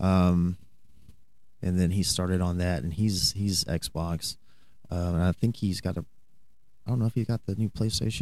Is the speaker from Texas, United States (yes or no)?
yes; Newcastle, Texas, United States; I grew up in Newcastle, so I know a lot of people in the Graham area